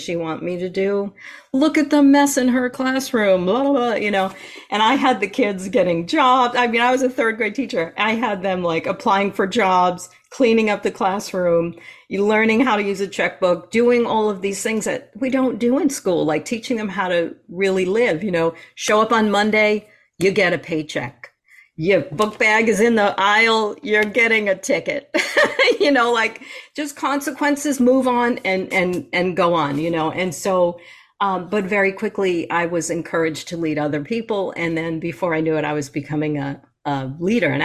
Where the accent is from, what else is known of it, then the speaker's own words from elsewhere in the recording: New York, United States; moved away; I'm a New Yorker, I'm a native New Yorker